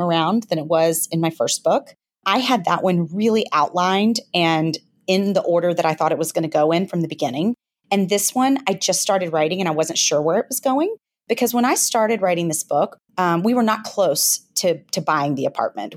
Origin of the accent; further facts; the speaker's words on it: Memphis, Tennessee, United States; moved away as an adult; now in New York City, United States; I grew up in Memphis, Tennessee